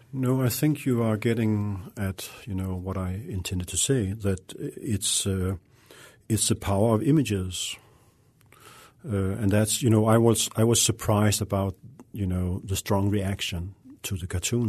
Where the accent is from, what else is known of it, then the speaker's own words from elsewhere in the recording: Denmark; moved away as an adult; also born or lived in Russia; I grew up in Denmark, a, a quiet, uh, peaceful, uh, relatively liberal, uh, country